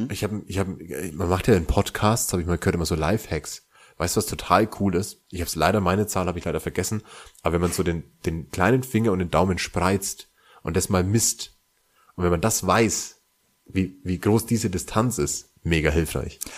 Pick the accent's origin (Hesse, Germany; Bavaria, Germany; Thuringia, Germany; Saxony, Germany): Bavaria, Germany; born or raised there